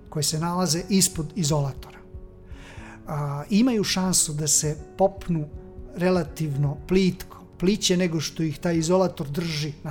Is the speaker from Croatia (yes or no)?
no; Serbia